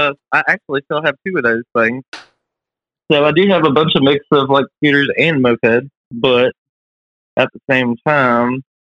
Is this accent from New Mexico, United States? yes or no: no; Sumter, South Carolina, United States; now in Columbia, United States; I was born in Sumter.